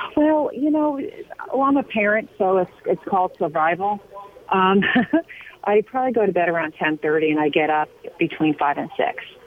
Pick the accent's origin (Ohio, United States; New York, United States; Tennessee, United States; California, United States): New York, United States; Long Island; I grew up on Long Island, and uh, like many kids on Long Island, we went fishing